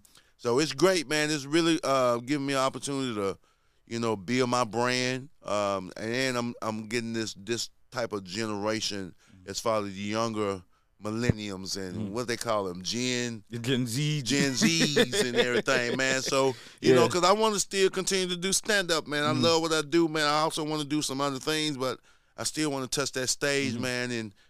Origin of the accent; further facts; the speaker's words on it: Jackson, Mississippi, United States; I had a dope childhood growing up in Jackson, Mississippi, man. You know, I come from a large family.